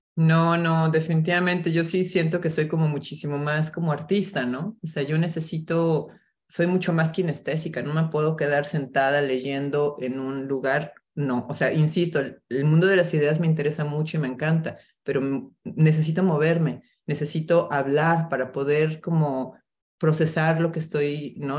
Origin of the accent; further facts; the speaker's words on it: Mexico City, Mexico; moved away as an adult; now in New York, United States; mexicana, crecí en la Ciudad de México